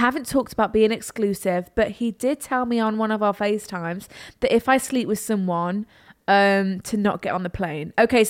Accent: Ireland; He's from England and I'm from South Ireland.

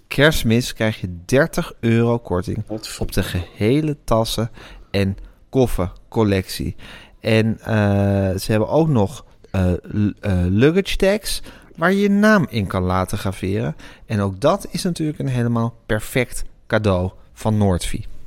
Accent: Amsterdam, North Holland, Netherlands; ik ben opgegroeid in de Amsterdamse Zuid

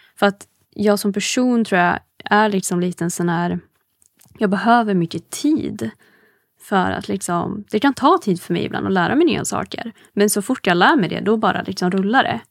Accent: Hudiksvall, Gävleborg County, Sweden; now in Stockholm, Sweden; jag är ju inte från Stockholm. Ehm, jag är från Hudiksvall ursprungligen

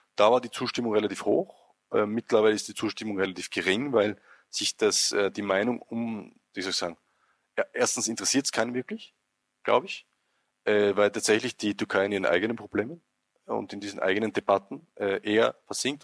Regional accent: Austria; als Österreicher

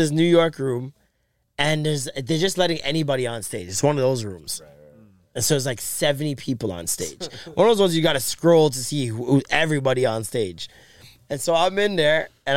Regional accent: Toronto, Ontario, Canada; also born or lived in Jamaica; as a Jamaican

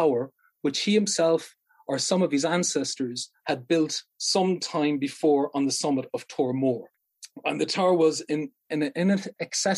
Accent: Munster, Ireland; some of my Irish won't be Ulster because I'm originally from Munster.

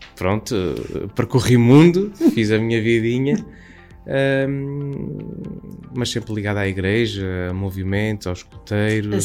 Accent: Campo Maior, Alentejo, Portugal; sou natural de Campo Maior, Alentejo

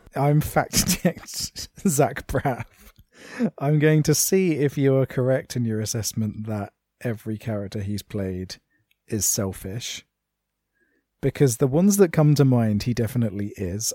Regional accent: United Kingdom

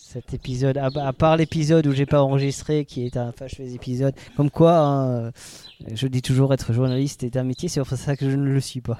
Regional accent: Alsace, Grand Est, France; on est alsacien

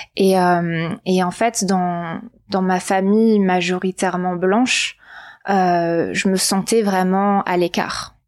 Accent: Var, Provence-Alpes-Côte d'Azur, France; j'ai grandi dans le Var, dans le sud de la France

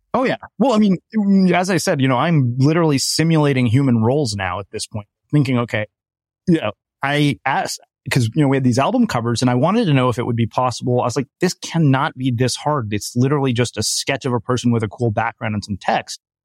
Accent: India; I'm Indian

